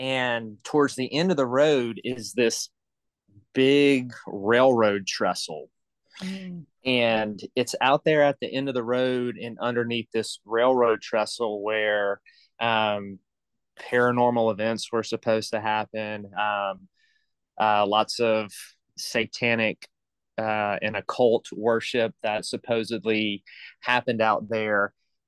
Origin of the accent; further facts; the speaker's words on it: the South, United States; I got indoctrinated with this as a young youth growing up in the South.